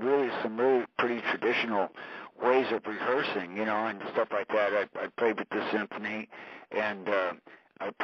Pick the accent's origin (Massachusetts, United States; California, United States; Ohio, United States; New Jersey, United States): California, United States; moved away as an adult; also born or lived in Hollywood; I was from California, and I had come from Hollywood